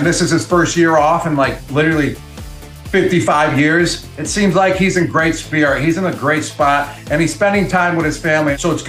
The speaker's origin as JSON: {"language": "English", "town": "Buffalo", "region": "New York", "country": "United States", "tie": "born or raised there", "said": "my hometown team, the Buffalo Bills."}